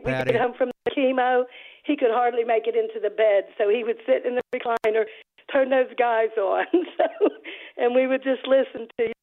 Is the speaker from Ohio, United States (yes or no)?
no; Pittsburgh, Pennsylvania, United States; moved away as an adult; now in Upper East Tennessee, United States; I am from Pittsburgh. I grew up in the Pittsburgh area